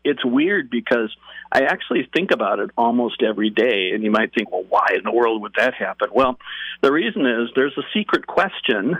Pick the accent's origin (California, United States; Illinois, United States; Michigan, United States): Illinois, United States; Chicago; I grew up in the Chicago area in the suburbs